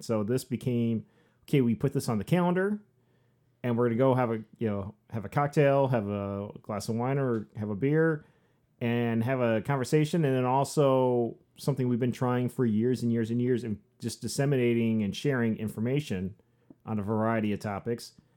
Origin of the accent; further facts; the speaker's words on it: Southwest Michigan, United States; also born or lived in Upper Peninsula, Michigan; I grew up here. I grew up in Southwest Michigan, uh, born and raised